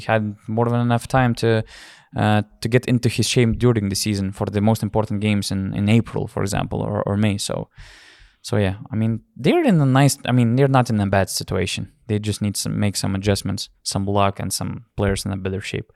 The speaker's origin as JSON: {"language": "English", "country": "Lithuania", "said": "we are from Lithuania"}